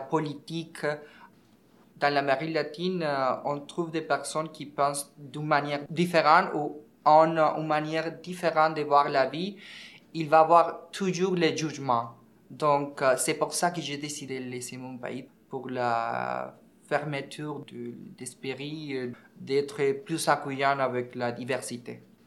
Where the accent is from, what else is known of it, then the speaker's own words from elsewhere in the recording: Venezuela; French is a second language; moved away as an adult; also born or lived in Ecuador; now in Montreal, Canada; Mon pays d'origine, euh, c'est Venezuela. Je suis né là, j'ai quitté mon pays en 2014